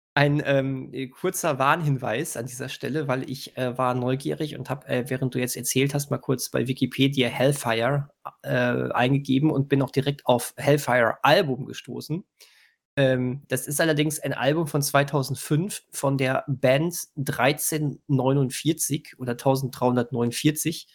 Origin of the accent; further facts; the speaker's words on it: Bönen, North Rhine-Westphalia, Germany; Ich komme aus Böhnen. Die Straßen hier sind ein Traum.